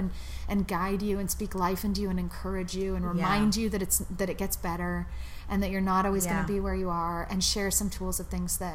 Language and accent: English; San Francisco, California, United States; I grew up in California, in San Francisco, like the most secular community you could possibly imagine in Silicon Valley